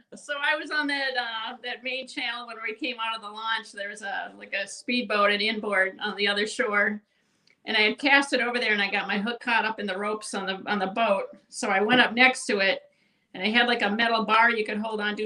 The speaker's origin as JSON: {"language": "English", "region": "Minnesota", "country": "United States", "tie": "born or raised there", "said": "I grew up in Minnesota"}